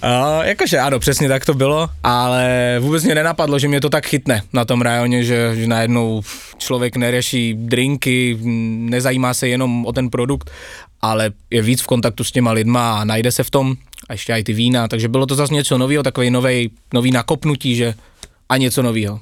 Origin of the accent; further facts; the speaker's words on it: Brno, South Moravian Region, Czechia; moved away as an adult; now in Bratislava, Slovakia; Asi 30 km od Brna z také malé vesničky, ale taková moje domovina je Brno